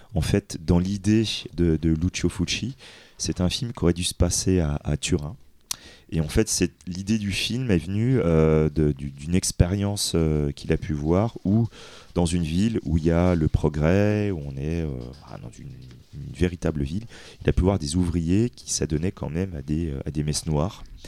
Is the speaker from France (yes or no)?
yes; France; nous en tant que Français